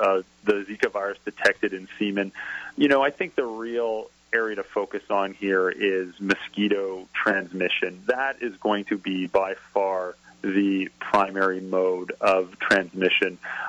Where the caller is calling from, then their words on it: Canada; I'm calling in from Canada